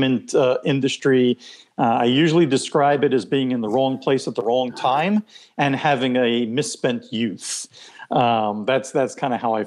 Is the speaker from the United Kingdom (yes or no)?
no; Israel; first language Hebrew; English is a second language; moved away as an adult; also born or lived in Philadelphia, United States; now in United States; I basically grew up there, kindergarten, first grade, all the way through elementary and high school